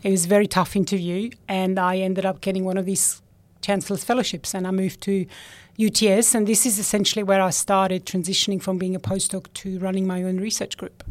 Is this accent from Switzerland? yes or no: yes; Switzerland; moved away; I grew up in Switzerland